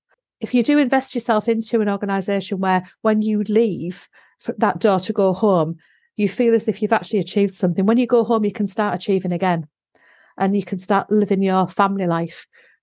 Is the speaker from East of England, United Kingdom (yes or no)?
no; Darlington, North East England, United Kingdom; Okay, so I was brought up in the Northeast in Darlington, and we moved south.